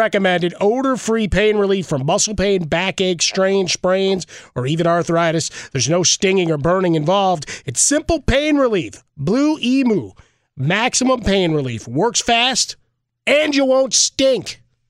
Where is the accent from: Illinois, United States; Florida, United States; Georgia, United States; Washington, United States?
Illinois, United States; Chicago; now in Los Angeles, United States; growing up in Chicago